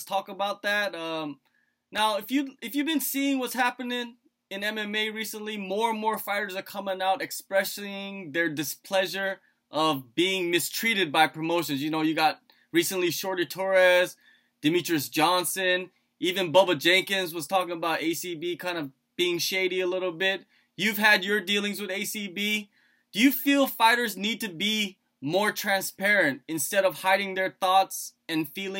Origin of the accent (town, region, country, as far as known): South Korea